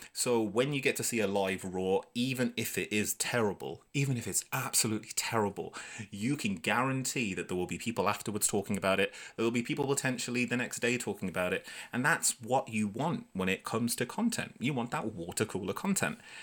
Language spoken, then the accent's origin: English; United Kingdom; I'm British